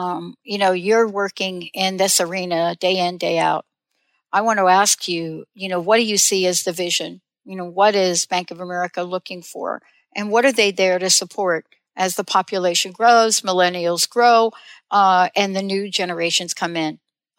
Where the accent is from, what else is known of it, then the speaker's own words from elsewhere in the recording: New Jersey, United States; also born or lived in New York; now in Seattle, United States; I moved clear across from Jersey, grew up in New York, New Jersey all my life, moved to Seattle